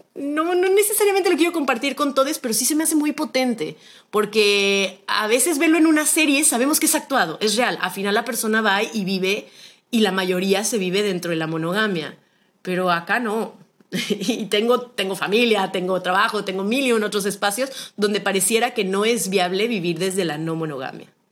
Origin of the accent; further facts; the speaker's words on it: Guadalajara, Jalisco, Mexico; soy originaria de Guadalajara, Jalisco